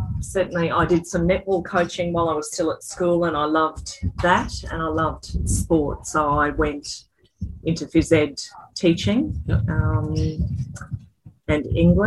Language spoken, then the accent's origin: English; Brisbane, Queensland, Australia; also born or lived in Mount Isa / Sunshine Coast; now in Toowoomba, Australia; I was born in Brisbane, and I actually went to school at St. Peter's in Brisbane